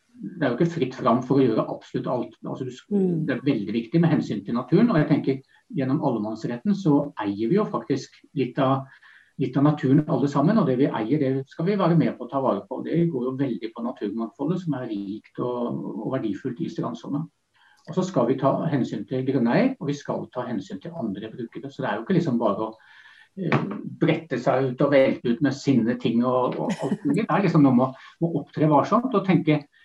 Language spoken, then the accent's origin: Norwegian; Vestfold, Norway; jeg vokste opp i Vestfold